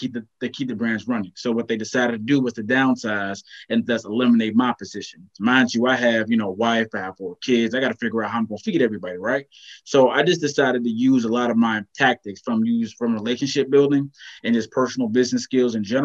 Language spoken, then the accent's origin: English; Virginia, United States; moved away as an adult; now in North Carolina, United States; I'm from Virginia, excuse me, moved to North Carolina about 5-6 years ago